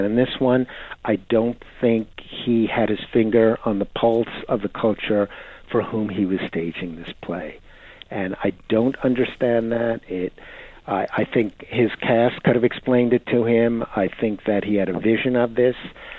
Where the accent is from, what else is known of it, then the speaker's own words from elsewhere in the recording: United States; My Shakespeare as an American is different than your Shakespeare as Brits